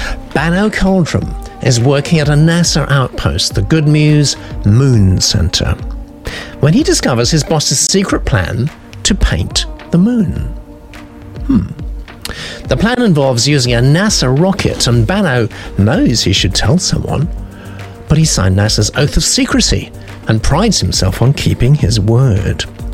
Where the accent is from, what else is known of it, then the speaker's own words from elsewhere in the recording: United States; now in London, United Kingdom; Where I've lived since 1990 with my South African wife. I am American.